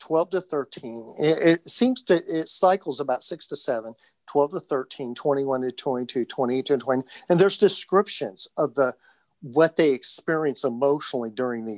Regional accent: Indiana, United States; I'm from Indiana.

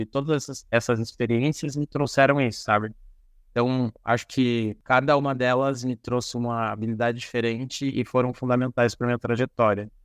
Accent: Paranaguá, Paraná, Brazil; moved away as an adult; also born or lived in Ponta Grossa; Eu sou natural de Paranaguá

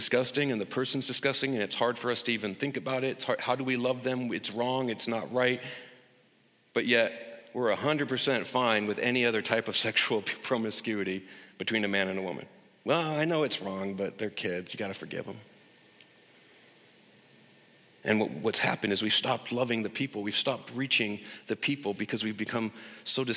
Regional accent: United States; As an American

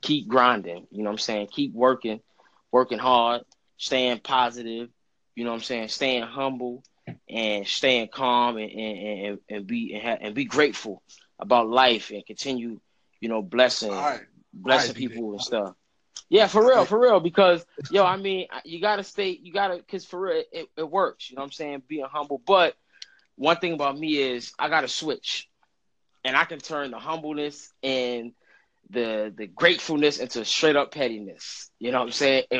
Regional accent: New York City, New York, United States; I'm from Brooklyn, New York

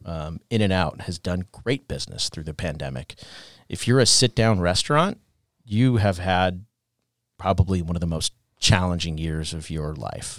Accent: Orange County, California, United States; moved away as an adult; now in San Diego, United States; I grew up in Orange County

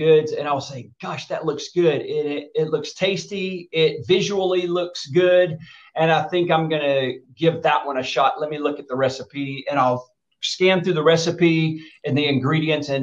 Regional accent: Dothan, Alabama, United States; moved away as an adult; now in California, United States; when I was a teenager growing up in Southeast Alabama, actually a kid

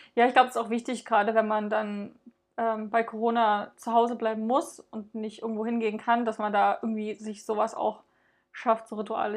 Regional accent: Dresden, Saxony, Germany; wir kommen ja aus Dresden

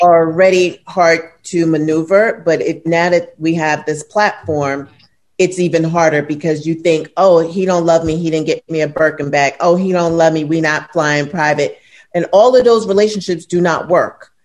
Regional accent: New York City, New York, United States; moved away as an adult; now in Los Angeles, United States; I'm from, I'm born and raised in Brooklyn.

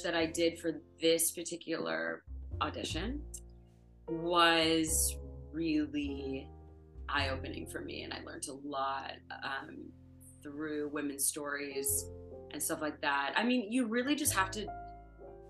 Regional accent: Ottawa, Ontario, Canada; now in Toronto, Canada; Where I grew up in Ottawa

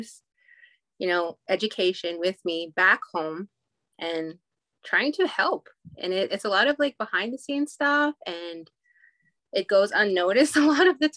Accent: Goodfish Lake, Alberta, Canada; I grew up in Goodfish Lake, Alberta, which is a small reserve 2 hours northeast of Edmonton.

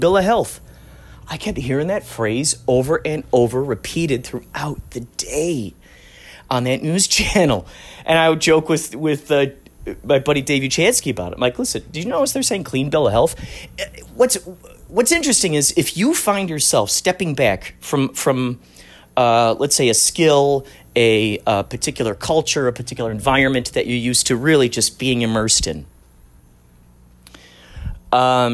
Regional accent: Chicago, Illinois, United States; growing up in Chicago, driving on the Eisenhower

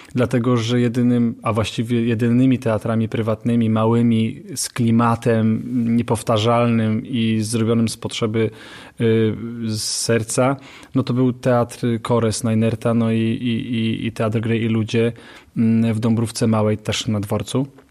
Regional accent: Katowice, Silesian Voivodeship, Poland; ja jestem z Ligoty po prostu, mm, ze Starówki

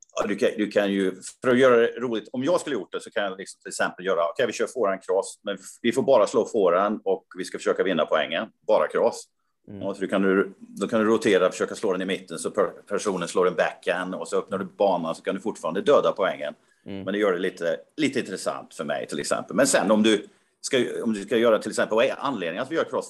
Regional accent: Karlstad, Värmland, Sweden; min hemstad Karlstad

